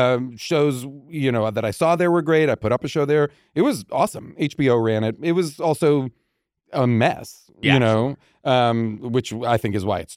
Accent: New England, United States; Growing up in New England, you know, summers were like, let's go out on this boat, or we stole a boat.

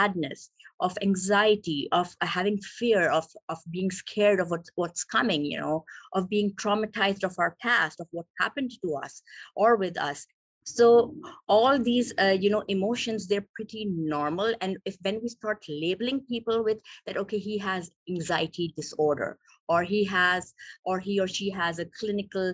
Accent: Pakistan; moved away as an adult; now in California, United States; I'm originally from Pakistan, so I became a doctor there. And after becoming a doctor, I came to US

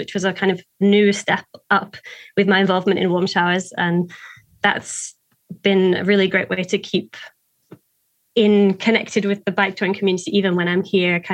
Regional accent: Lake District, North West England, United Kingdom; moved away as an adult; also born or lived in China; now in Vancouver, Canada; I grew up in the Lake District in England, which is a very hilly

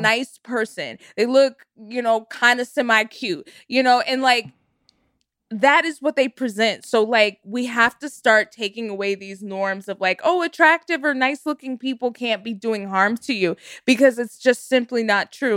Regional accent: Texas, United States; I grew up in Texas

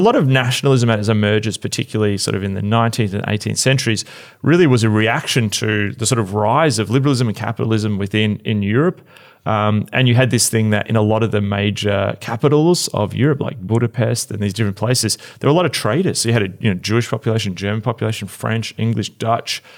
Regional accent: Australia; moved away; I am totally Australian

